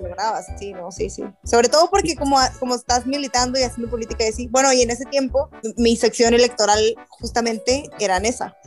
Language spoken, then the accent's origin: Spanish; Rosarito, Baja California, Mexico; accent: norteño; also born or lived in Tijuana; yo soy de Tijuana, particularmente de un pueblo que se llama Rosarito, Baja California